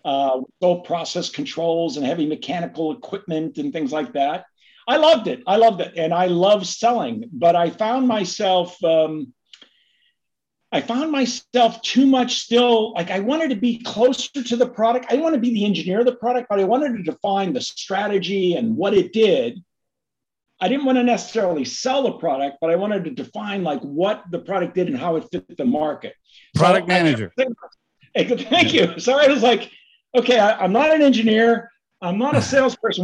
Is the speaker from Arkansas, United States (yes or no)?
no; Pittsburgh, Pennsylvania, United States; grew up right outside of Pittsburgh in a little township called Brentwood